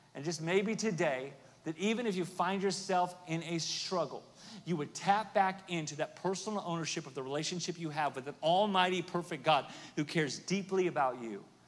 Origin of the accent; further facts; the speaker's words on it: Oklahoma, United States; I'm from Oklahoma, so there's a little little roughneck in me